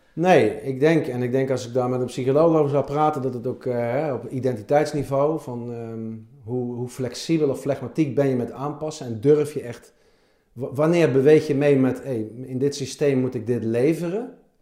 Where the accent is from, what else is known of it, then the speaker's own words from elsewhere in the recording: Helmond, North Brabant, Netherlands; moved away; Ik ben in Helmond geboren